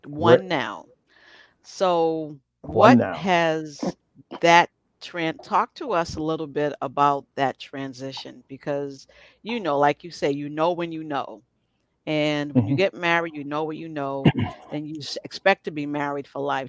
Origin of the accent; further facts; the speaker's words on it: Boston, Massachusetts, United States; And I'm from Boston. I've never heard of that group.